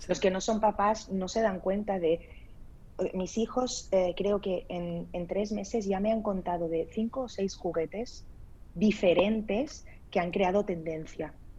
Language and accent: Spanish; Spain; also born or lived in Lebanon; Yo nací en el Líbano, y me vine a España, bueno, me trajeron a España porque tenía un mes de edad. Entonces, bueno, eh, me crié aquí toda mi vida